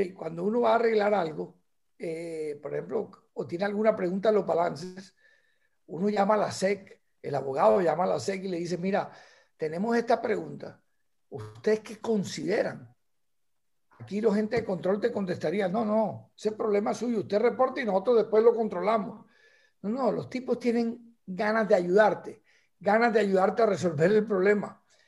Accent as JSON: {"language": "Spanish", "town": "Barranquilla", "region": "Atlántico", "country": "Colombia", "said": "tenemos como la patria chiquita que es Barranquilla"}